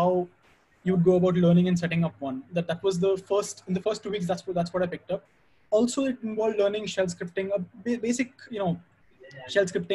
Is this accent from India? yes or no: yes; Pune, Maharashtra, India; I'm from Pune.